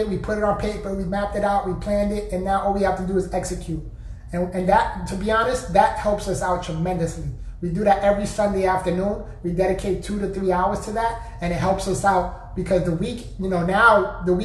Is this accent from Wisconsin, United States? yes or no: no; New York, United States; I'm from New York